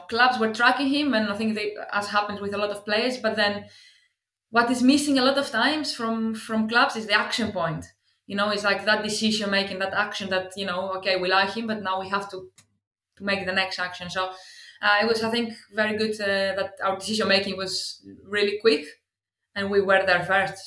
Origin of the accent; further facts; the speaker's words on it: Greece; English is a second language; moved away as an adult; also born or lived in Athens / Cardiff / Swansea; now in United Kingdom; I come from Greece originally. You probably understand from the accent.